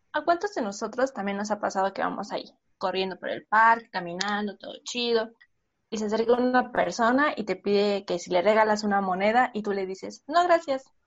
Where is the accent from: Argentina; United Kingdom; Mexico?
Mexico; padecemos nosotros como mexicanos